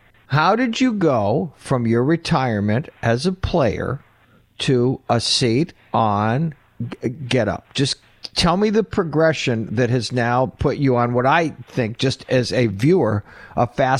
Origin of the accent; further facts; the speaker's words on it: Connecticut, United States; The only history we share is we're both from Connecticut